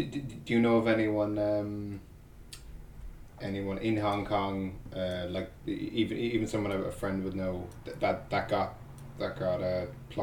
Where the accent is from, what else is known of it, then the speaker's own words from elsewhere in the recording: Ireland; growing up in Ireland, very, very much a Catholic country.